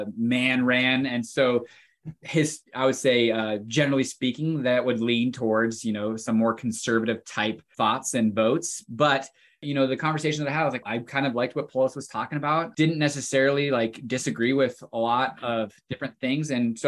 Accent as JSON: {"language": "English", "town": "Fort Collins", "region": "Colorado", "country": "United States", "tie": "born or raised there", "said": "I born and raised in Fort Collins, families here at Fort Collins."}